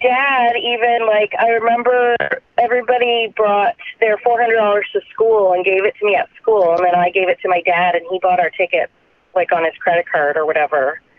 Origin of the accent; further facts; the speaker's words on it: Canada; As a Canadian, yeah.